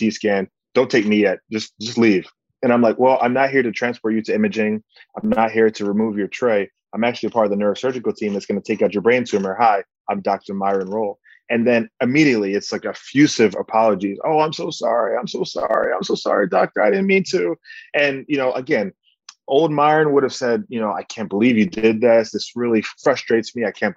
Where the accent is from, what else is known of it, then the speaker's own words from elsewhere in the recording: Bahamas; my countrymen in the Bahamas